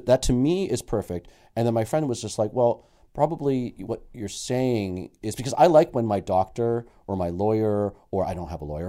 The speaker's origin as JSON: {"language": "English", "town": "Toronto", "region": "Ontario", "country": "Canada", "tie": "born or raised there", "also_born_or_lived": "Halifax", "said": "born and raised in Toronto, but I used to go to P E I every summer"}